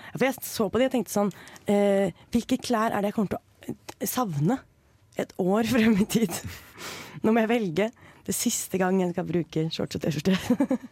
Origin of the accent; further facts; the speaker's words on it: Norway; jeg er forresten, norsk